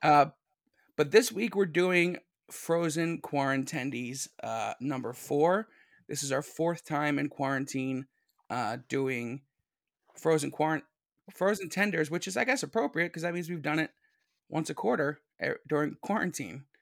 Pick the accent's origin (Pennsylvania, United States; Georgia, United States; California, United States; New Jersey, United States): Pennsylvania, United States; Philadelphia; Keystone State. Yeah, I'm from Philly